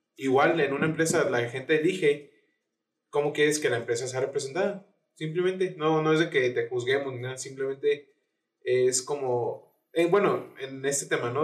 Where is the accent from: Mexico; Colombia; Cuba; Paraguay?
Mexico; siendo mexicano